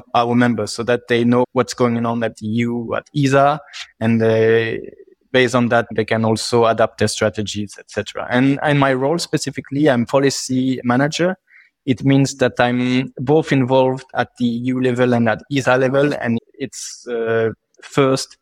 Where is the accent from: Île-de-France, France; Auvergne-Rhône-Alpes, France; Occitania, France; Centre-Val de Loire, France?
Occitania, France; Toulouse; moved away as an adult; also born or lived in Strasbourg; now in Brussels, Belgium; I'm from Toulouse, which is a city and a region which is well known for space